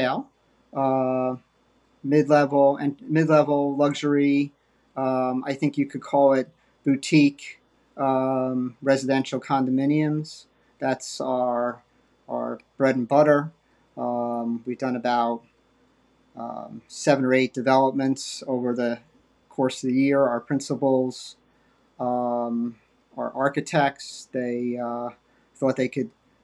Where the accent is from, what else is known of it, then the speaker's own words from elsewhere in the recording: Westchester, New York, United States; moved away as an adult; also born or lived in Connecticut; now in New Jersey, United States; I grew up in Westchester